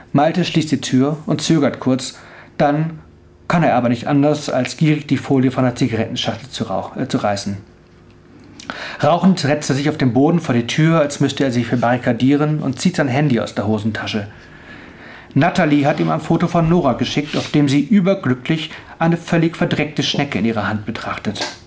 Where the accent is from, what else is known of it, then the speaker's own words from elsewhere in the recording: Northern Germany, Germany; moved away as an adult; also born or lived in Tübingen; now in Stuttgart, Germany; also ich komme eigentlich aus Norddeutschland